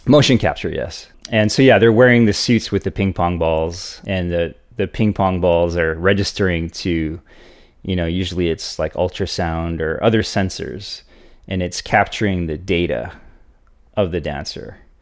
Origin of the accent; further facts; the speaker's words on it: Hawaii, United States; growing up in Hawaii